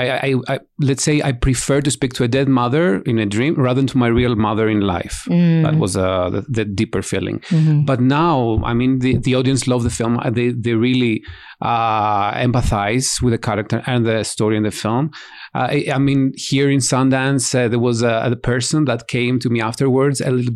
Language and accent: English; Greece; I'm from Greece